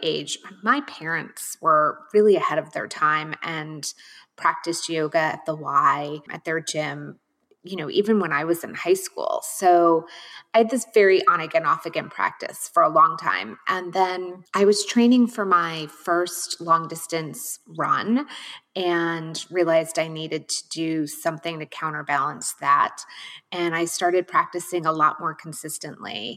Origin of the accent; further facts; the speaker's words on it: about an hour north of Manhattan, New York, United States; moved away as an adult; also born or lived in Switzerland / Madison, Wisconsin; now in Washington, D.C., United States; I grew up in New York, about an hour north of Manhattan